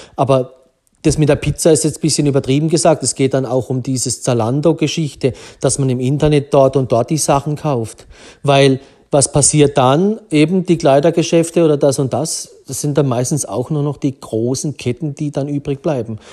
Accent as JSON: {"language": "German", "area": "Black Forest", "region": "Baden-Württemberg", "country": "Germany", "tie": "born or raised there", "said": "vom Schwarzwald, wo ich aufgewachsen bin"}